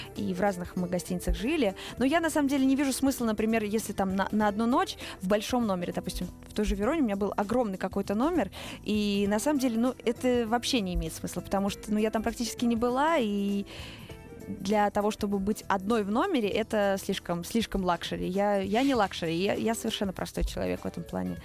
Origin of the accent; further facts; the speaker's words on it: Saratov, Saratov Oblast, Russia; moved away as an adult; now in Moscow, Russia; Я из Саратова, э, живу в Москве пять лет